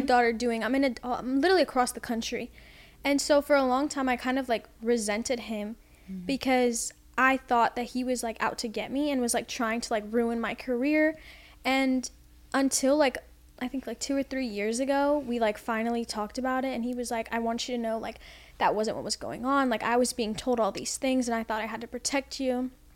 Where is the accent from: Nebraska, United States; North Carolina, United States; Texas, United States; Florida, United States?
Florida, United States; Orlando; also born or lived in Los Angeles, California; I grew up in Orlando